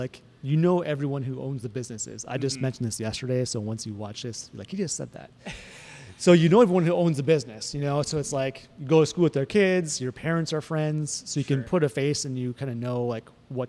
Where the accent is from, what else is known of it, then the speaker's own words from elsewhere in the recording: Glyndon, Minnesota, United States; moved away; I'm from Fargo Moorhead.